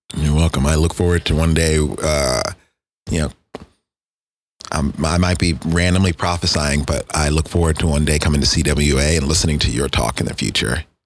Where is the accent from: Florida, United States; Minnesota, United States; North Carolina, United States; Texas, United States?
Texas, United States; me being a Texan